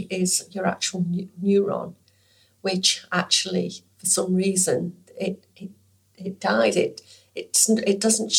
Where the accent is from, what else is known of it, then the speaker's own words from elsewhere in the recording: Stoke-on-Trent, West Midlands, United Kingdom; moved away as an adult; now in Western Australia, Australia; I am 67 years old. I was born in England, in Stoke-on-Trent, Staffordshire.